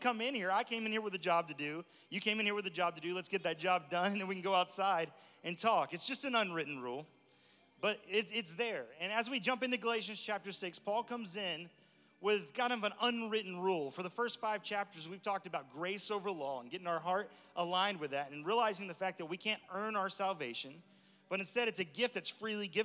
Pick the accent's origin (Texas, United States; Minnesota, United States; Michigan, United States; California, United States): Texas, United States; I'm from Texas, born and raised in Texas, but a lot of my family's from Alabama